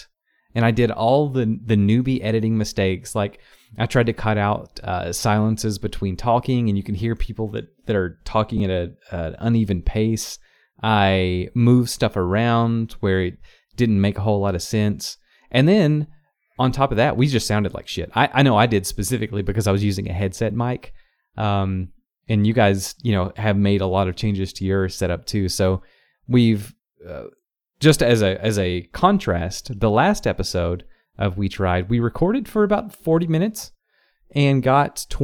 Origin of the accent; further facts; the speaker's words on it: Knoxville, Tennessee, United States; moved away as an adult; now in Chicago, United States; local to my hometown shows. The New Sentinel in Knoxville